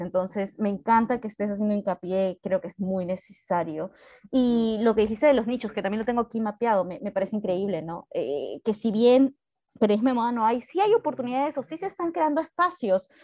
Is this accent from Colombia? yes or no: no; Peru; somos peruanos